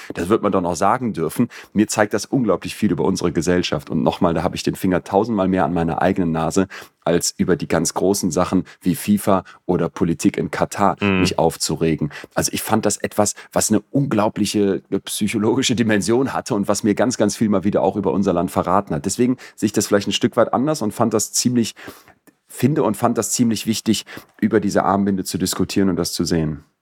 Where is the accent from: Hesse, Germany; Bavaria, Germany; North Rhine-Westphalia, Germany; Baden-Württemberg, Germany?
North Rhine-Westphalia, Germany; Solingen; als wir so 15 waren und so Pubertisten in Solingen, wo ich aufgewachsen bin